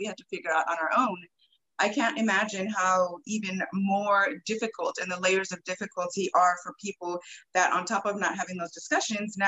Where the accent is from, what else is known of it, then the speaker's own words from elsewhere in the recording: Oakland, California, United States; I grew up in Oakland